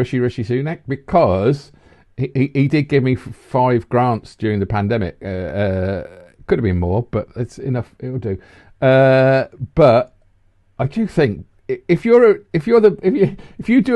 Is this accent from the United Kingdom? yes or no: yes; Redditch, West Midlands, United Kingdom; I come from Redditch